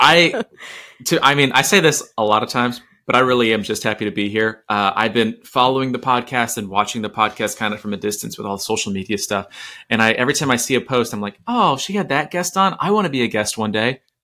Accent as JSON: {"language": "English", "town": "Orlando", "region": "Florida", "country": "United States", "tie": "born or raised there", "said": "I grew up in Orlando in the 90s"}